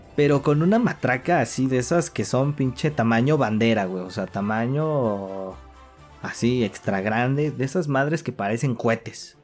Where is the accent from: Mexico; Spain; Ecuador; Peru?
Mexico; aquí en México